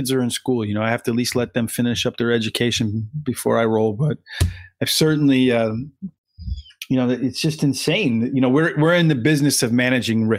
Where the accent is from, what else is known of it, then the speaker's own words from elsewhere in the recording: the Poconos, Pennsylvania, United States; I grew up in the Poconos, so there was no ocean where I was at the intersection of New Jersey and Pennsylvania and Interstate 80.